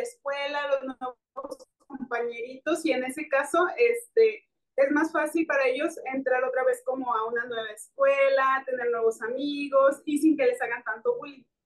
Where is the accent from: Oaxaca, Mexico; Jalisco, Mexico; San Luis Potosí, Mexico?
Jalisco, Mexico; Guadalajara; yo soy de Guadalajara